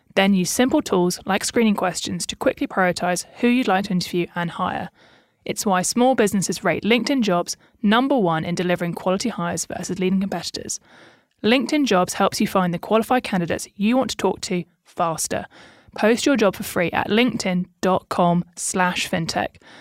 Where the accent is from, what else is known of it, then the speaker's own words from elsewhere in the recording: Southern England, United Kingdom; I'm a British Southerner